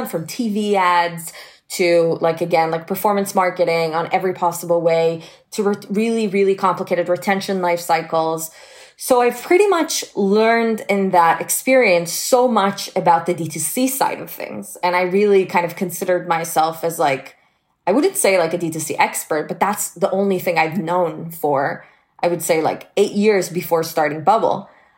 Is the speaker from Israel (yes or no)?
yes; Israel; I was born and raised in Israel, and I started working full-time at the age of 16.